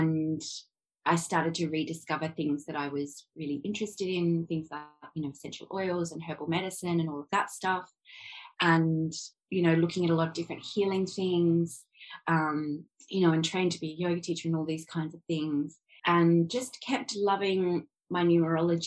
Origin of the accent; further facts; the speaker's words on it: Adelaide, South Australia, Australia; moved away as an adult; also born or lived in London, United Kingdom; now in Sydney, Australia; I was born in Adelaide, we've lived in a couple of states. I live in Sydney now.